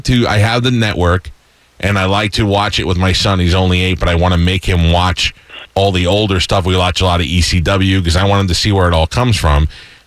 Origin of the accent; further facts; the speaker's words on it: New York, United States; I grew up in New York too